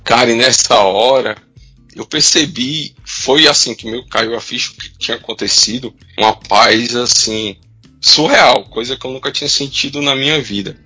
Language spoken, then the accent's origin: Portuguese; Aracati, Ceará, Brazil; also born or lived in Fortaleza; Eu nasci em Aracati, no Ceará, e meu pai, a gente morava na casa pastoral, atrás da primeira igreja batista em Aracati